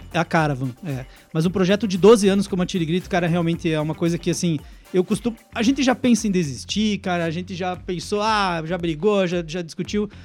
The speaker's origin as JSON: {"language": "Portuguese", "town": "Francisco Beltrão", "region": "Paraná", "country": "Brazil", "tie": "born or raised there", "also_born_or_lived": "Pato Branco / Brasília / Curitiba", "accent": "paranaense", "moved": "yes", "said": "eu nasci em Francisco Beltrão, eu sou beltronense"}